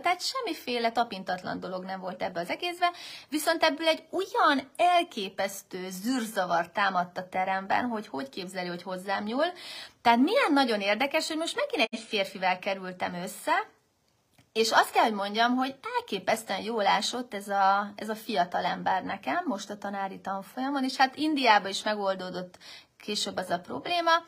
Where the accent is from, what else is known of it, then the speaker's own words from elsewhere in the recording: Hungary; én vagyok az egyedüli magyar résztvevő